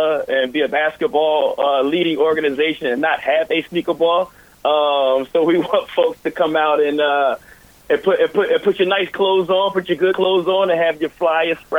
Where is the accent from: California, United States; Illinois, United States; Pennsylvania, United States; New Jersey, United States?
Pennsylvania, United States; Philadelphia; I grew up here in Philadelphia